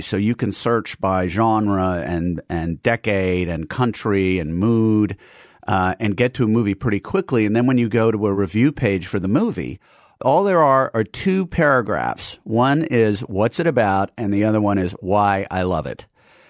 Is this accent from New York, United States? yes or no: yes; New York City, New York, United States; I was a native New Yorker. I grew up in Manhattan, and then I went to Princeton after going to boarding school